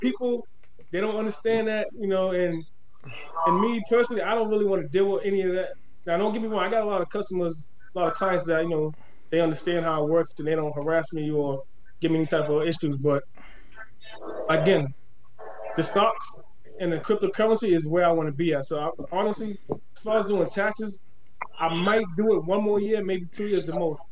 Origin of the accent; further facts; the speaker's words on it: Boston, Massachusetts, United States; I'm, I'm born and raised in Boston, so you know I've been here all my life